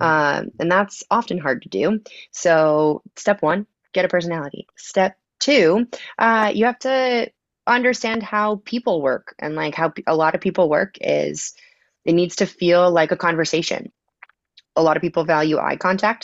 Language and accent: English; Connecticut, United States; moved away as an adult; also born or lived in Boston / Las Vegas / Los Angeles; now in Chicago, United States; I grew up in Connecticut